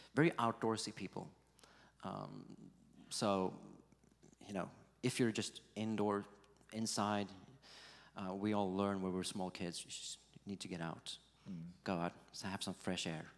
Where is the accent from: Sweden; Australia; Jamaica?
Sweden; Gothenburg, Västra Götaland; Gothenburg, uh, my hometown